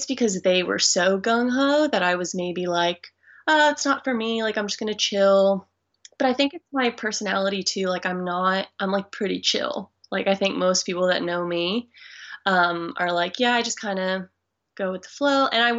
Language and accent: English; Fort Lauderdale, Florida, United States; moved away as an adult; also born or lived in Orlando / Las Vegas; now in Brisbane, Australia; I'm originally from the Fort Lauderdale, Florida area, so like South Florida. Mm-hmm. I actually live in Australia now